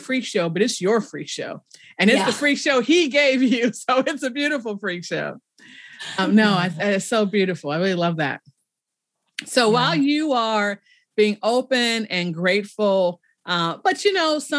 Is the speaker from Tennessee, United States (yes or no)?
no; Chicago, Illinois, United States; I grew up in Chicago